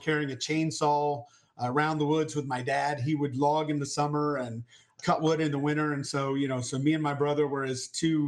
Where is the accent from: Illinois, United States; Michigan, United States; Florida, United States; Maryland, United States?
Florida, United States; Tampa; I was born in Florida to a teenage mom and to a dad that was in prison